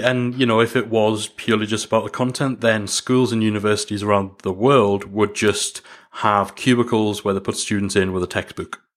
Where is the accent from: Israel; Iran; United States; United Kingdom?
United Kingdom; Newcastle upon Tyne, North East England; accent: Geordie; as much as I've tried to soften the Jordan a, the Jordy accent